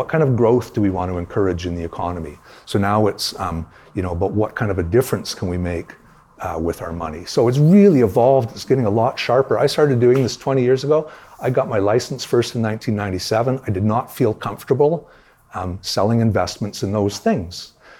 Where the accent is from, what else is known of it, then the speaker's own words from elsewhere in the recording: Toronto, Ontario, Canada; I grew up in Toronto. we had three television stations in Toronto.